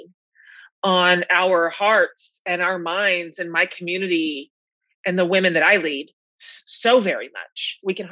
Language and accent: English; Texas, United States; as a Texan